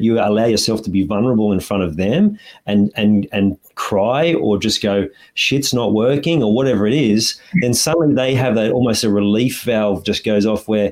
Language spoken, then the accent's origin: English; Australia; as an Aussie